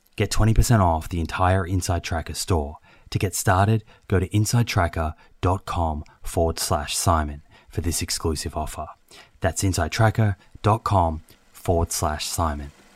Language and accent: English; Melbourne, Victoria, Australia; now in Sydney, Australia; growing up in Melbourne